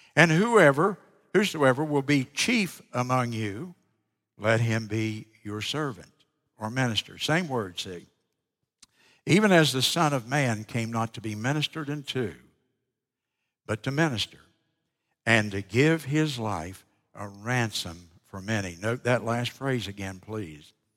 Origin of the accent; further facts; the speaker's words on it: South Carolina, United States; I'm from South Carolina.